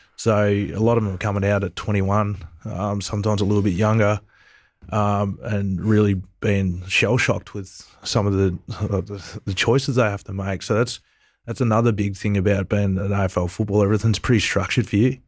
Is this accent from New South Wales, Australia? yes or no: no; Wangaratta, Victoria, Australia; also born or lived in Melbourne / Fiji; I grew up in Wangaratta.